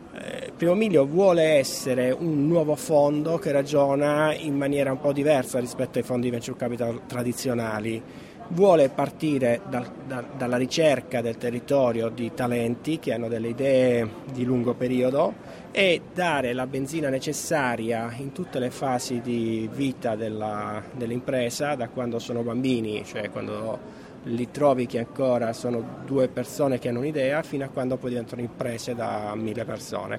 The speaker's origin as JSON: {"language": "Italian", "region": "Calabria", "country": "Italy", "said": "io essendo calabrese"}